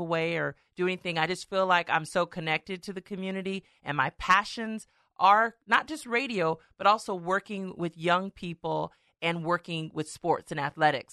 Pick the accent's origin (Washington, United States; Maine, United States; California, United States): California, United States; Stockton; I was born in Stockton, raised in Stockton, went to local schools.